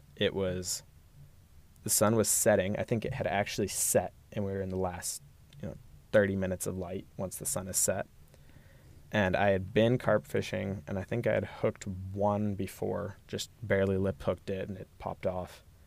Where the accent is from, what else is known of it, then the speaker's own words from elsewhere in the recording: Austin, Texas, United States; I grew up in Northwest Austin